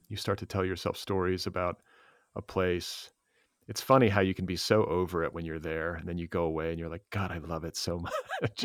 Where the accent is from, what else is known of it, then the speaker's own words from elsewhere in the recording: California, United States; a Californian